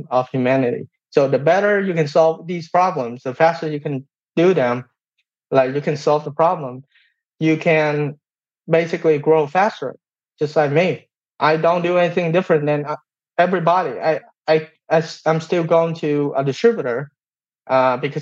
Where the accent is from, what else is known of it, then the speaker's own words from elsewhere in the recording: Vietnam; English is a second language; moved away as an adult; now in United States; I came from Vietnam.